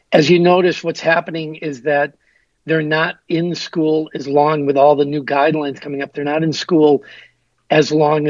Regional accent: Green Bay, Wisconsin, United States; now in California, United States; So I grew up 5 blocks from Lambeau Field.

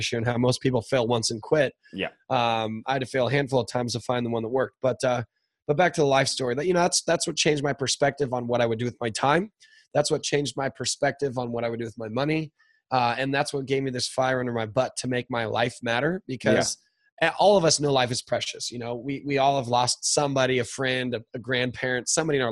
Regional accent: Newport Beach, California, United States; where am I from is Orange County, California. It's where I am right now

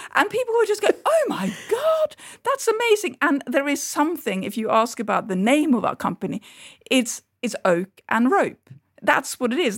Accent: Norway; moved away; my childhood and my, um, growing up in Norway

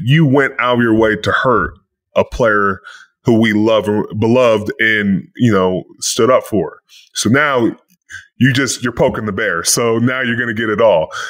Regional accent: Pittsburgh, Pennsylvania, United States; moved away; I'm from Pittsburgh, but now I'm back in Pittsburgh

